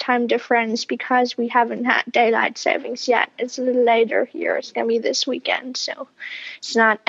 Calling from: Berlin, Germany; I'm calling from Berlin, Germany.

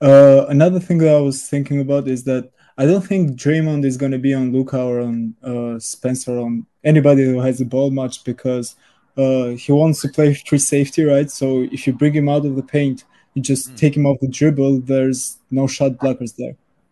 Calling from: Belgium

